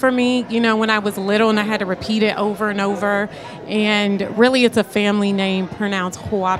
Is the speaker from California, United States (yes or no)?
yes; California, United States; Because I'm from the Bay Area.